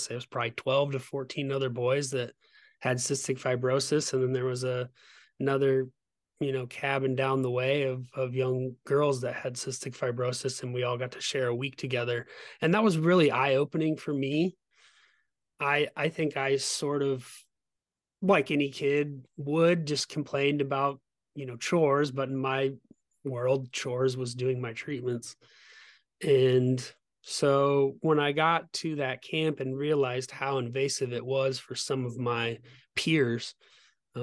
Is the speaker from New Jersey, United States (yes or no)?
no; Omaha, Nebraska, United States; I was born in Omaha, Nebraska